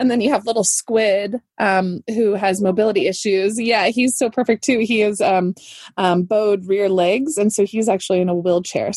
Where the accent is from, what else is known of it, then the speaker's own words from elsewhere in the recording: California, United States; I am a Californian girl